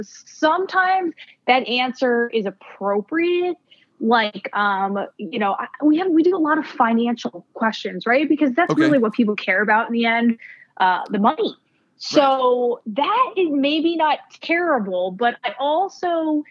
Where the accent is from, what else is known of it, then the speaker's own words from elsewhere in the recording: Northeast, United States; I am a traditional Northeast person